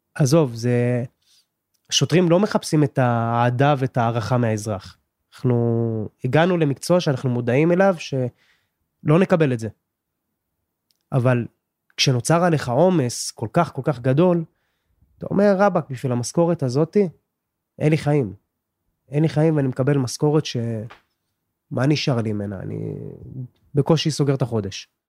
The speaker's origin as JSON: {"language": "Hebrew", "town": "Jerusalem", "region": "Jerusalem District", "country": "Israel", "said": "בן 30, מירושלים"}